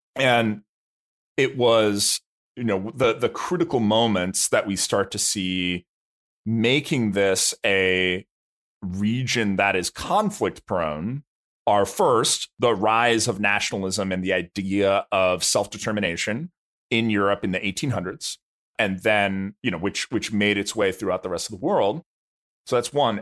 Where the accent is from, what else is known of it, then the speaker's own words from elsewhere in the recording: United States; I as an American